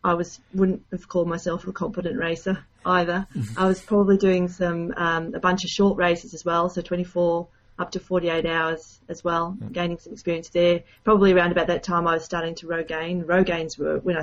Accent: Queensland, Australia; also born or lived in Norway; I grew up in Queensland in Australia.

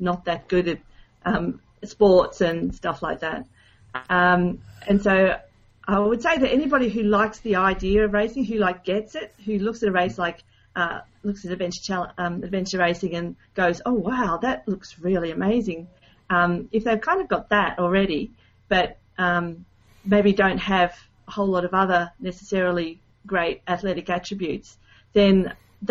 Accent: Queensland, Australia; also born or lived in Norway; I grew up in Queensland in Australia.

